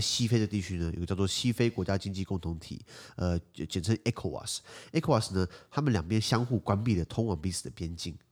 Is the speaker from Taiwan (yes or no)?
yes; Taiwan; 我作为台湾人的一个信念